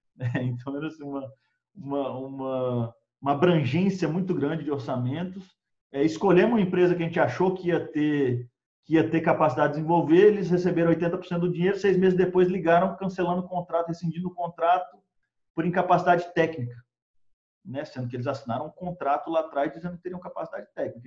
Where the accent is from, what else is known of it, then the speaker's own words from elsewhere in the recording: Brasília, Federal District, Brazil; moved away as an adult; also born or lived in Texas / Colorado; eu sou de Brasília originalmente